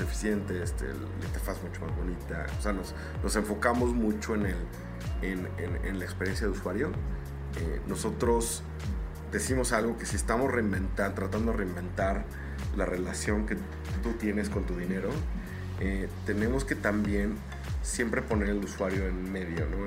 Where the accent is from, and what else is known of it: Mexico